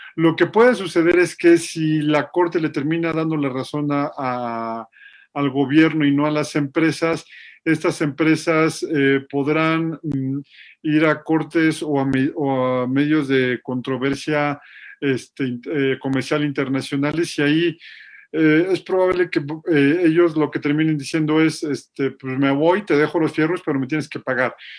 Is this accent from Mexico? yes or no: yes; Mexico; yo estudié tres años de mi primaria en una escuela de petróleos mexicanos